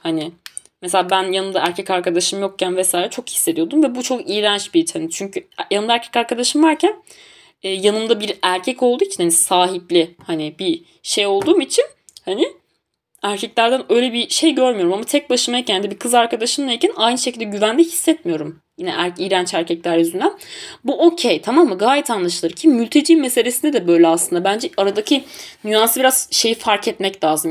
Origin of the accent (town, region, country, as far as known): Tunceli Province, Turkey